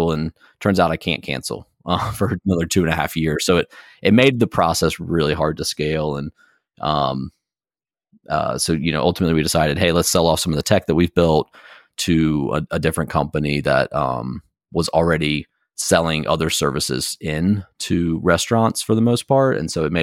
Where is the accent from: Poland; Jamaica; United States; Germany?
United States; Blowing Rock, North Carolina; moved away as an adult; also born or lived in Durham, North Carolina; me growing up here